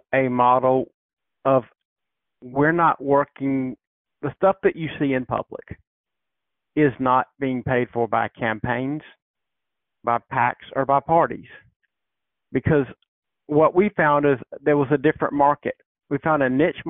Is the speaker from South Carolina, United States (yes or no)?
yes; South Carolina, United States; I grew up in South Carolina.